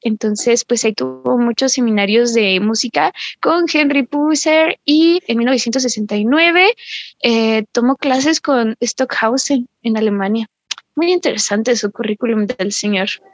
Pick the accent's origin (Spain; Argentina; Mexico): Mexico; somos mexicanos